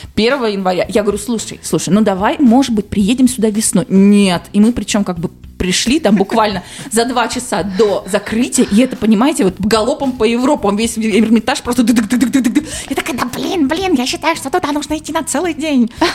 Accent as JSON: {"language": "Russian", "region": "Urals", "country": "Russia", "said": "мы, уральцы, наоборот, привыкли к тому, что там снег"}